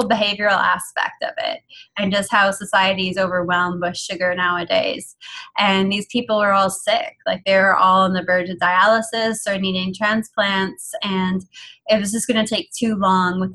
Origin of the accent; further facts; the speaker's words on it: Canada; I'm Canadian. I'm like 8th generation Canadian, but my heritage is Irish and Italian